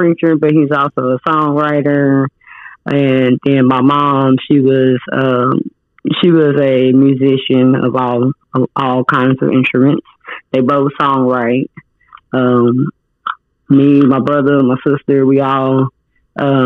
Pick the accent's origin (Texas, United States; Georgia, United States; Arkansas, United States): Arkansas, United States; also born or lived in California; we moved here to Arkansas when I was like four